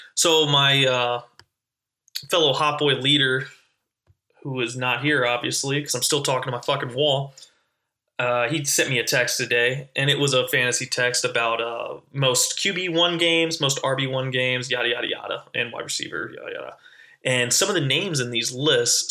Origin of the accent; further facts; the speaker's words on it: North Carolina, United States; I'm originally from North Carolina